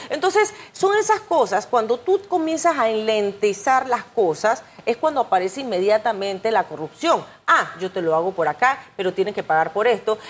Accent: Panama; como panameña

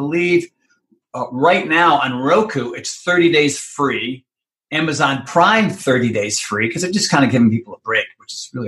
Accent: Minneapolis, Minnesota, United States; accent: Minneapolis; Anyway, so there's my Minneapolis accent.

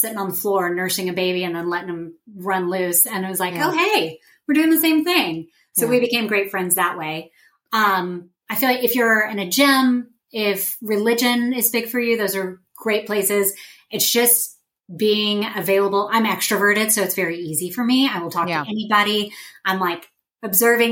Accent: Dallas, Texas, United States; moved away as an adult; also born or lived in Oklahoma / Columbus, Ohio / Tulsa, Oklahoma / Waco, Texas; now in Kansas City, United States; I'm from Dallas, Texas.

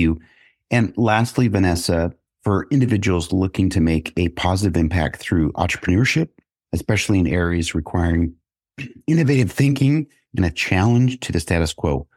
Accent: Kansas City, United States; I'm back in my hometown of Kansas City

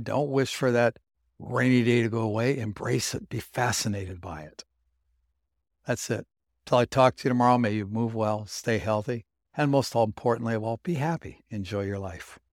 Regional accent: San Diego, California, United States; now in Pacific Northwest, United States; I grew up in San Diego

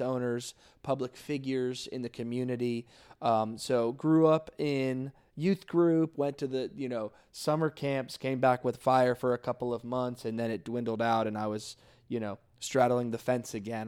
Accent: South Florida, United States; I'm originally from South Florida. Um, grew up in the church all my life

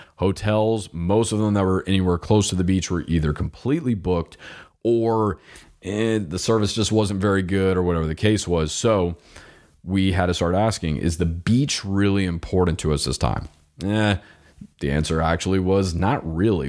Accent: Florida, United States; I'm from Florida

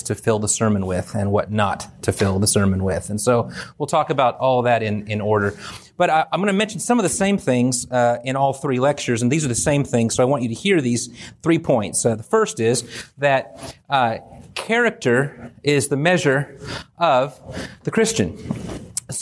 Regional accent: California, United States; I grew up in California

